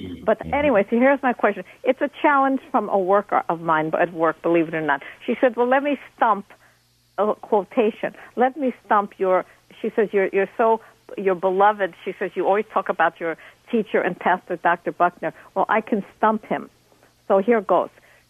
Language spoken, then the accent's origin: English; Moscow, Russia; moved away; I grew up in Moscow